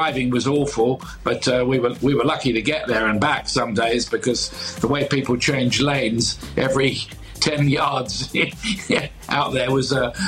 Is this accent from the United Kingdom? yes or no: yes; England, United Kingdom; being English